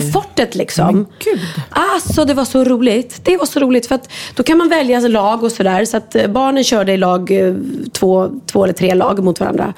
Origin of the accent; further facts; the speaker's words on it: Sweden; Jag är svensk